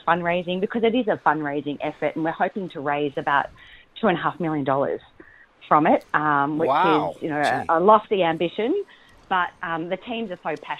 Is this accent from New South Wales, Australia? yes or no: no; Maffra, Victoria, Australia; I'm actually in Gippsland as we speak in my hometown of Maffra.